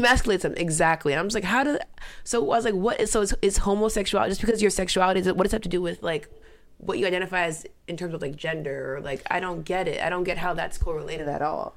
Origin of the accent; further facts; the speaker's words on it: United States; also born or lived in Mauritania; I was born here. I was r, predominantly raised here